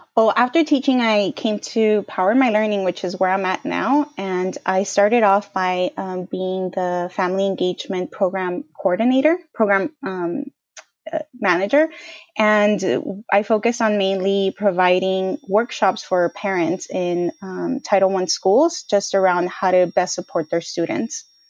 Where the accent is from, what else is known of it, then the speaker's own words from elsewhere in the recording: Bell Gardens, California, United States; also born or lived in Boston; was born and bra-, raised in L A, specifically Bell Gardens in Southeast L A.